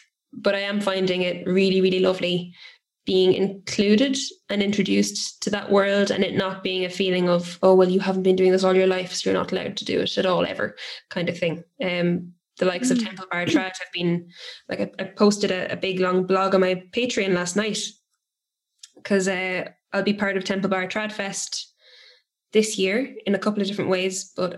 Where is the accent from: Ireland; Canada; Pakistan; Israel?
Ireland; we as Irish people